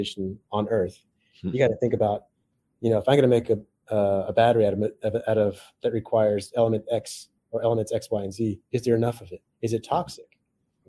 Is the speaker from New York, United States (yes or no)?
no; Silicon Valley, California, United States; I grew up in Silicon Valley